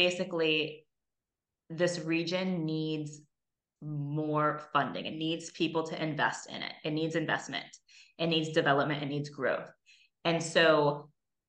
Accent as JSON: {"language": "English", "town": "Oakland", "region": "California", "country": "United States", "also_born_or_lived": "Barcelona", "moved": "yes", "said": "I'm from Oakland"}